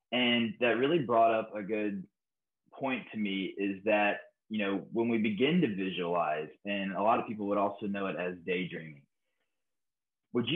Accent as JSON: {"language": "English", "country": "United States", "tie": "born or raised there", "said": "growing up in America with Hollywood"}